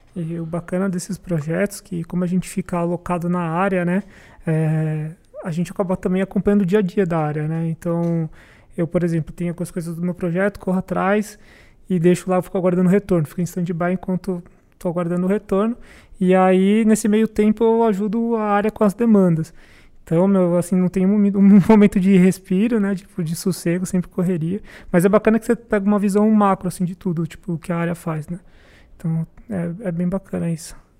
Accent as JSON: {"language": "Portuguese", "town": "Itanhaém", "region": "São Paulo", "country": "Brazil", "moved": "as an adult", "lives_now": "São Paulo, Brazil", "said": "sou de Itanhaém, em São Paulo"}